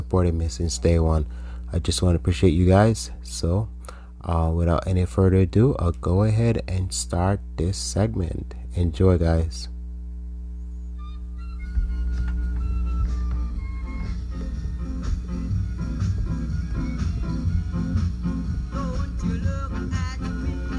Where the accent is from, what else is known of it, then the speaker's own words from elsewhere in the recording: Jamaica; growing up in Jamaica